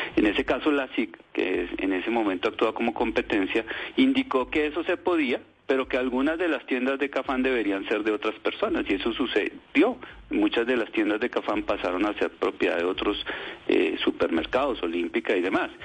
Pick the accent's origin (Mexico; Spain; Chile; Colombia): Colombia; como colombiano